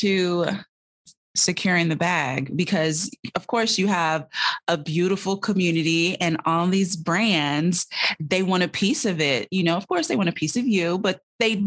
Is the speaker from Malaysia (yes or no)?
no; Jamaica; I'm Jamaican